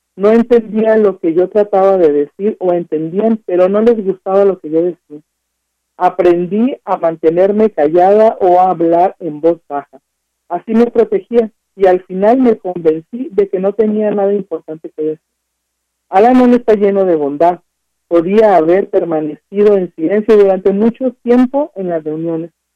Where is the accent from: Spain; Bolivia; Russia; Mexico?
Mexico; nosotros consumimos como mexicanos